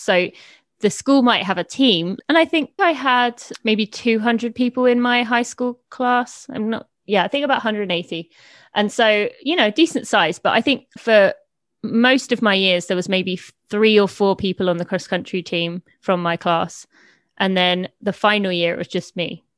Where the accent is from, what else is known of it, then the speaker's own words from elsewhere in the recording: East of England, United Kingdom; also born or lived in Indiana, United States; I am from just north of London, uh, in England, although I did live in Indiana for three years when I was two to five